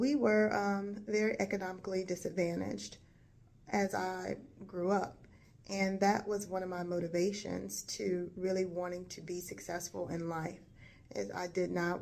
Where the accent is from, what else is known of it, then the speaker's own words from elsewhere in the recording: Gatesville, North Carolina, United States; I was born and raised in Gatesville, North Carolina, which is a small rural town in northeast North Carolina